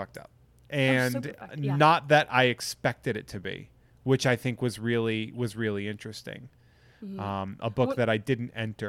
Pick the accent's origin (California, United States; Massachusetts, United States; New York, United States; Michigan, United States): Massachusetts, United States; I love autumn, and okay. I'm from Massachusetts.